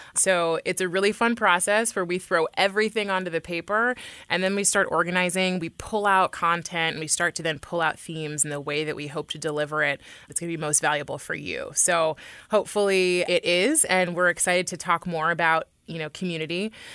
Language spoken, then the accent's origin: English; Oakland, California, United States; I was raised in Oakland, which is an incredibly diverse area in the Bay Area